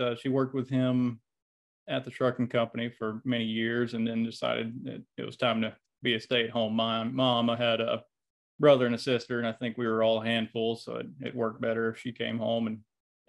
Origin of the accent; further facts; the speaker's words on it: Dothan, Alabama, United States; You know, it's not a bad place. I mean, obviously I came back, but it was, I went to a little school called Rehoboth, and I don't think I would have traded it for anything.